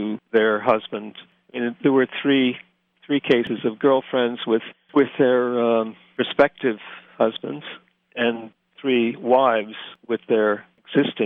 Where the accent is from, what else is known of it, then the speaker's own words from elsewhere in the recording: Scranton, Pennsylvania, United States; moved away as an adult; when I was growing up in Scranton